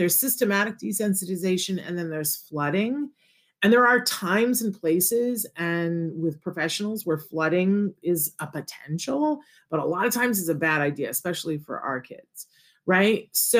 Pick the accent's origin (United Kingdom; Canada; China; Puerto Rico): Puerto Rico; born there; I was born in Puerto Rico and I very much want to go to Puerto Rico